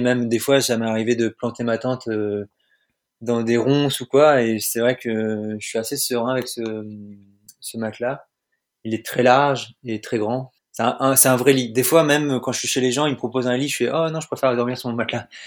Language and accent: French; Normandy, France; also born or lived in Orbec; je viens de Normandie et je suis actuellement en Zambie.